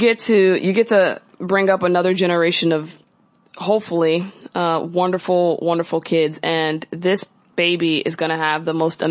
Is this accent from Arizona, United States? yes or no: no; Florida, United States; we're from Florida.